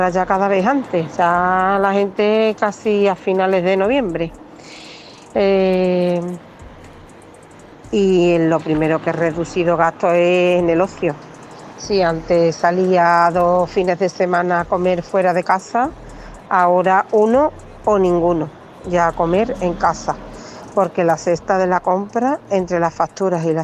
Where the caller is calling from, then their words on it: Seville, Andalusia, Spain; de Sevilla.